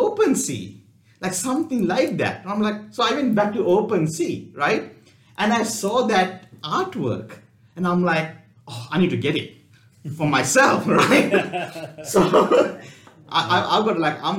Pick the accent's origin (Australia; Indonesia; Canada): Australia; Gold Coast, Queensland; we are from Gold Coast